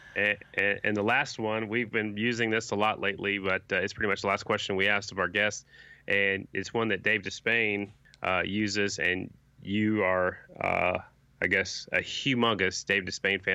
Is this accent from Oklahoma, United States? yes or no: yes; Oklahoma, United States; also born or lived in Sioux Falls, South Dakota; originally from South Dakota, growing up in Oklahoma